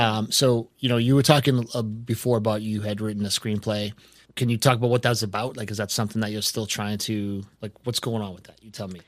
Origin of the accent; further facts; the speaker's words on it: Boston, Massachusetts, United States; I'm from the Boston area